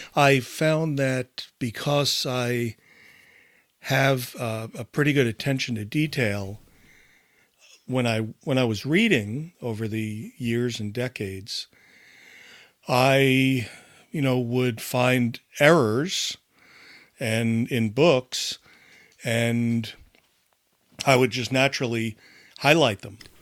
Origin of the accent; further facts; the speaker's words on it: United States; growing up in America in that, uh, time